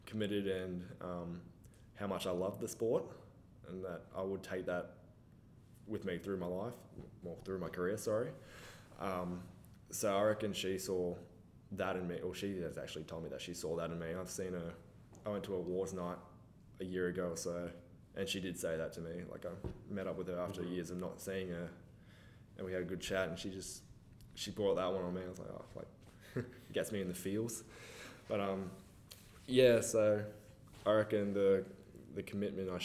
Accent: Falconbridge, New South Wales, Australia; I actually grew up in Falconbridge

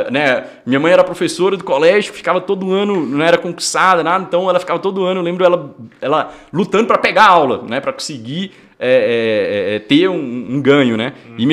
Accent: Porteirinha, Minas Gerais, Brazil; eu sou do norte de Minas e eu vim de uma, de uma cidade bem pequenininha chamada Porteirinha. Fica quase ali na Bahia

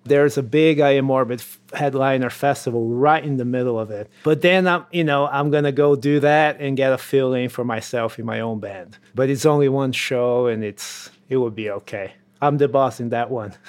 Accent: Brazil; moved away; in Brazil, in my hometown

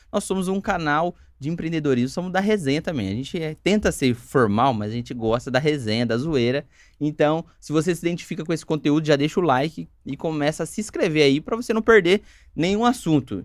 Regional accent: Campinas, São Paulo, Brazil; Eu nasci em Campinas também

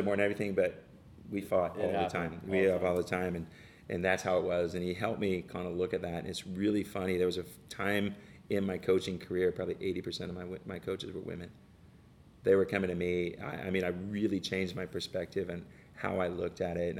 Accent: Detroit, Michigan, United States; I grew up in Detroit, so I'm a born, you know, rock and roll guy

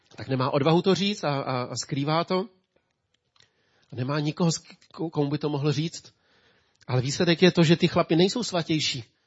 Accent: Czechia; also born or lived in Ústí nad Labem; jako Čech

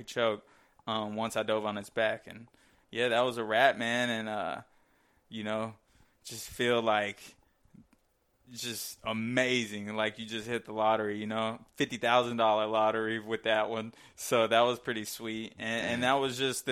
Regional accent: United States; I'm American. In America, man. Come to my land

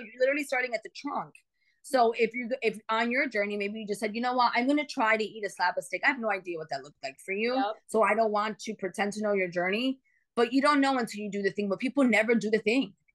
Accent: New York City, New York, United States; moved away as an adult; now in Phoenix, United States; So I live in Phoenix, but I'm from New York.

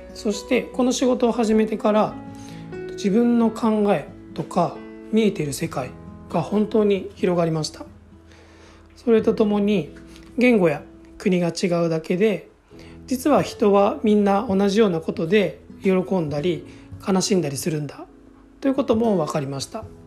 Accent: Osaka, Japan; now in Hokkaido, Japan; 大阪で生まれ育ちました今は北海道に住んでいます

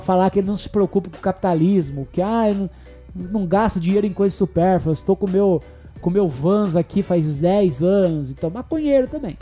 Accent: Salto do Itararé, Paraná, Brazil; now in São Paulo, Brazil; Salto do Itararé. Pô, não podia deixar de falar o nome da minha cidade aqui

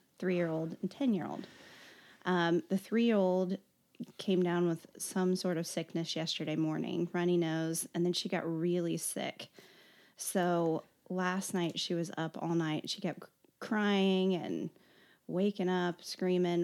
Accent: Kansas City, Kansas, United States; I grew up in Strawberry Hill

